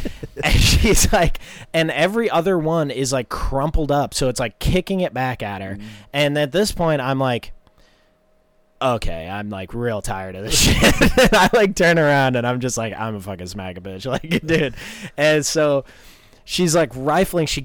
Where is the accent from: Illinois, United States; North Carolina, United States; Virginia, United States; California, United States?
North Carolina, United States; I figured it was because I'm like from North Carolina.